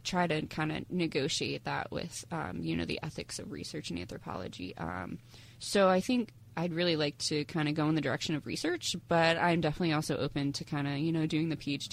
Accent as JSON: {"language": "English", "region": "Pennsylvania", "country": "United States", "moved": "yes", "said": "I'm from Pennsylvania, so I definitely want to move back to Pennsylvania"}